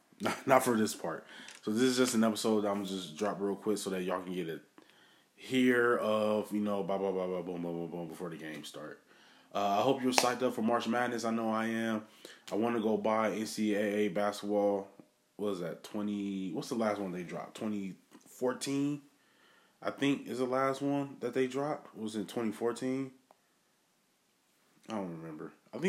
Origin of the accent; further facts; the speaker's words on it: Wisconsin, United States; I'm from Wisconsin.